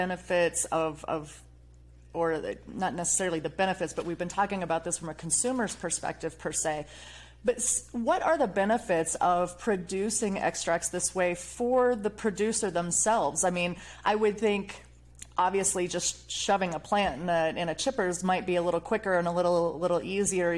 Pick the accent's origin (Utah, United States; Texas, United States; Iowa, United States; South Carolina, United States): Iowa, United States; My home state is Iowa